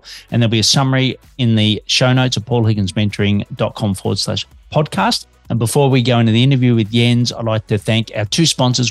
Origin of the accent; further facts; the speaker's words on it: Australia; now in Melbourne, Australia; I'm an Aussie working globally from Melbourne, Australia